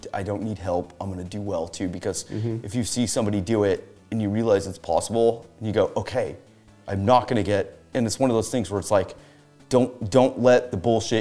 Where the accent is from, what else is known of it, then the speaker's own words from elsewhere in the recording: United States; I'm an American